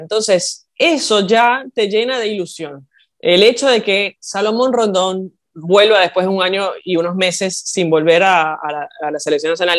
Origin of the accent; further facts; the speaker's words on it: Venezuela; now in Argentina; yo siendo venezolana